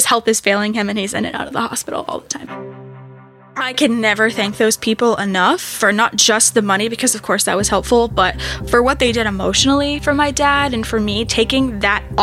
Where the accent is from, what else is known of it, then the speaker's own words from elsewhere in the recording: Raleigh, North Carolina, United States; also born or lived in Pittsburgh; I was born and raised in the Triangle